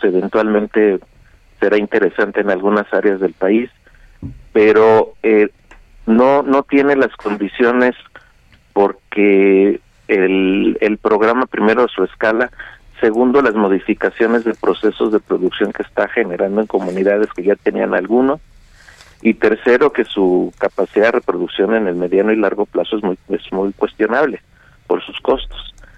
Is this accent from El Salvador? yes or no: no; Mexico; somos mexicanos